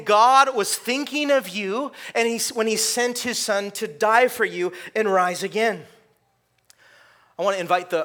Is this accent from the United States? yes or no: yes; California, United States; I grew up in California